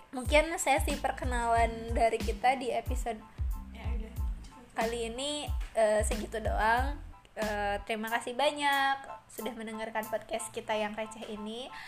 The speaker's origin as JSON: {"language": "Indonesian", "town": "Majalengka", "region": "West Java", "country": "Indonesia", "said": "uh, saya dari Majalengka Jawa Barat Sunda"}